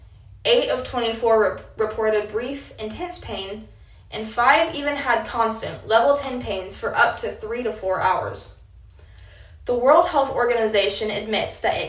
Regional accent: Apache, Oklahoma, United States; I am a sophomore from Apache, Oklahoma

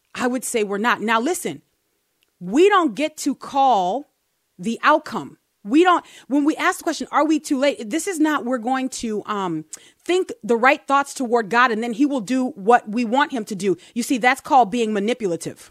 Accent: United States; I'm American

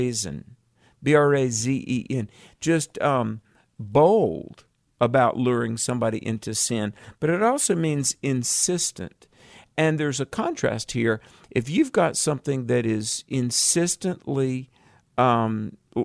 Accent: the South, United States; I'm from the South

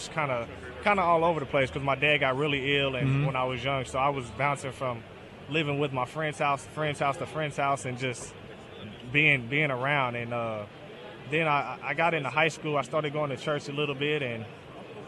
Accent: Northern Kentucky, United States; I'm from north of Kentucky, right across the bridge from Cincinnati.

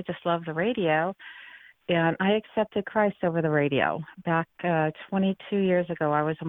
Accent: St. Louis, Missouri, United States; also born or lived in Boston, Massachusetts; now in Garland, United States; I'm from St. Louis, so go Cardinals.

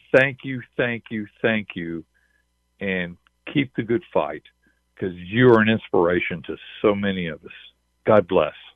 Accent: Texas, United States; I'm from Texas. I live in a little community called Point Blank.

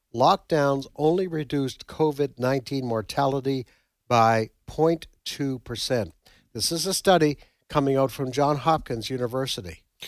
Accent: Nova Scotia, Canada; now in United States; I come from Nova Scotia originally

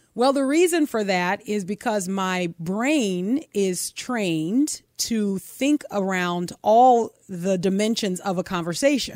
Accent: United States; an American citizen, as someone who's paid taxes for decades

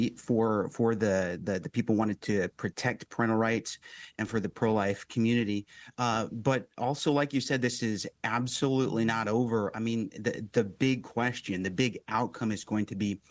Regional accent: Michigan, United States; my home state of Michigan

